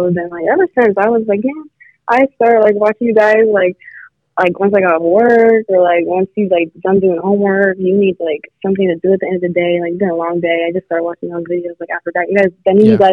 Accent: Columbus, Ohio, United States; I'm from Columbus, Ohio.

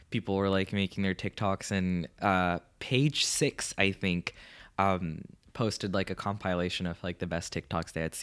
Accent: Dubai, United Arab Emirates; moved away as an adult; now in Victoria, Canada; I also go to UVic, but I am from Dubai.

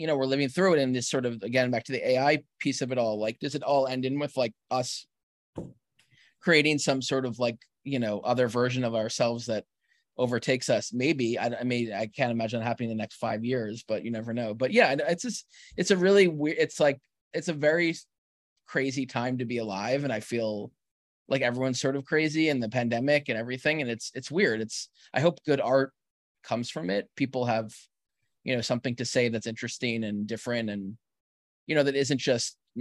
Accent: New York, United States; as a New Yorker

